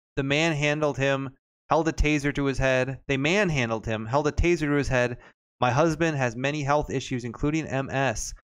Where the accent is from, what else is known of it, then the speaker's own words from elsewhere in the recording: Arlington, Texas, United States; moved away; I was born in Arlington.